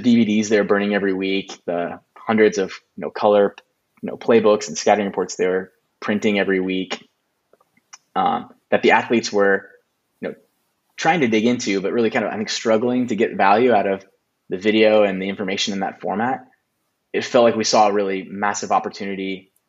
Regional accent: Kansas City, United States; moved away as an adult; also born or lived in Nebraska; I'm from the Midwest, from Kansas City, born and bred. My family is down in Kansas City. And I came up to Nebraska, University of Nebraska, for college.

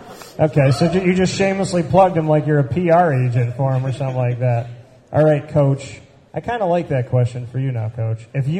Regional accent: Central New York, United States; moved away; this is my city. I mean, I grew up in Central New York. I grew up right here, and I came back here to start my business.

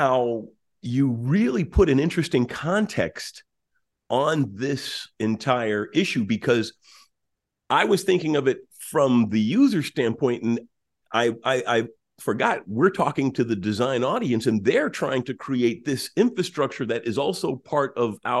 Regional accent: New York City, New York, United States; I grew up in Queens, New York City, and my father owned a garage and gas station in Brooklyn

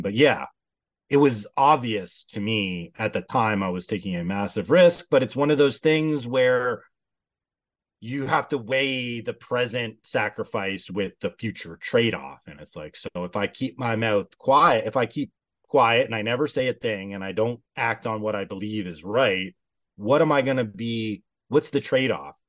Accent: Canada; I'm Canadian

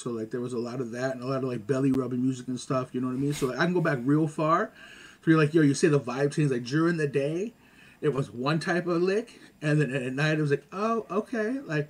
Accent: Montreal, Quebec, Canada; also born or lived in Augusta, United States; I grew up here, well, Montreal, the States, like, I mean, Augusta, Georgia, LaSalle, Lachine, like, I've been.

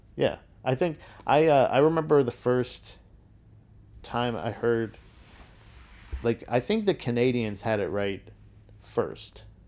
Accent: Florida, United States; growing up in Florida

